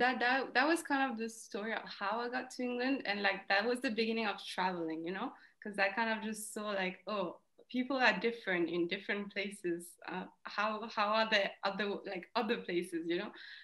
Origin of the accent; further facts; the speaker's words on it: India; now in United Kingdom; I was like I'm Indian, and like there's no good temples around.